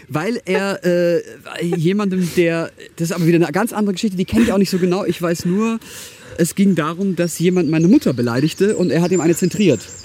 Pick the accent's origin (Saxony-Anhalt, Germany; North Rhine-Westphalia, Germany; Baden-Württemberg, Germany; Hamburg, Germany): Baden-Württemberg, Germany; Karlsruhe; born or raised there